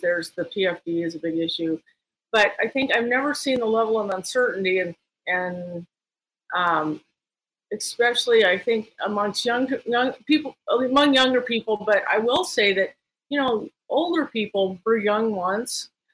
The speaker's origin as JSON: {"language": "English", "town": "Talkeetna", "region": "Alaska", "country": "United States", "tie": "born or raised there", "also_born_or_lived": "Palmer, Alaska", "said": "I grew up in Talkeetna"}